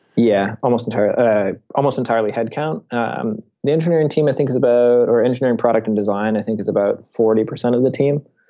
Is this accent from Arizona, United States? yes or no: no; Seattle, Washington, United States; I grew up in Seattle and I worked at his rocket company, Blue Origin, as a high school intern.